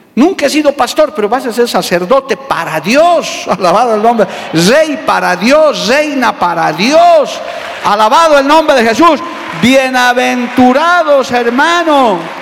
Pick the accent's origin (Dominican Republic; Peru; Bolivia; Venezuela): Bolivia; Nosotros por ahora somos ciudadanos bolivianos, vivimos en esta tierra